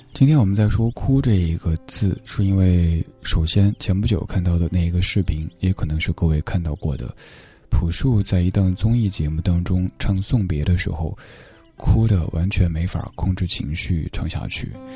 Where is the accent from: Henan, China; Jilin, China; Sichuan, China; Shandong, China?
Sichuan, China; 我们家乡人讲普通话的话，有那种焦盐味儿